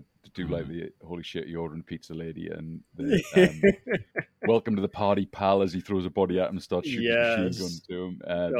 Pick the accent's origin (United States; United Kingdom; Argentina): United Kingdom; As a Brit watching American films